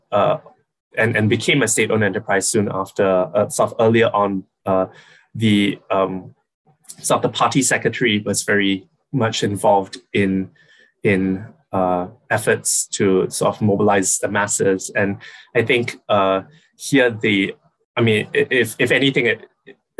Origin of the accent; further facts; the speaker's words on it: Singapore; now in United States; I'm from Singapore, which is small island country